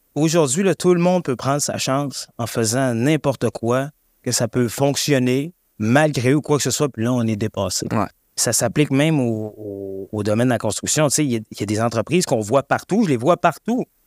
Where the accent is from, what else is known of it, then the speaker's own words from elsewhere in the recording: Saguenay, Quebec, Canada; moved away; je viens du Saguenay